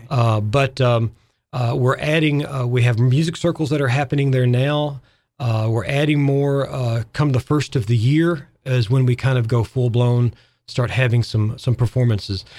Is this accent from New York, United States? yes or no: no; Arkansas, United States; moved away as an adult; now in Fairhaven, United States; I'm a Southerner. I'm from Arkansas